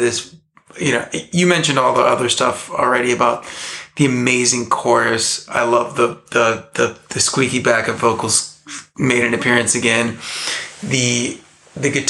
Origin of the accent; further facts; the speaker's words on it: Southern California, United States; I grew up in Southern California